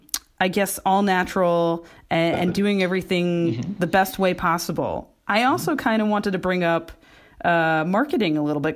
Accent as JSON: {"language": "English", "town": "New York City", "region": "New York", "country": "United States", "tie": "born or raised there", "said": "I'm a very Brooklyn-born, raised person"}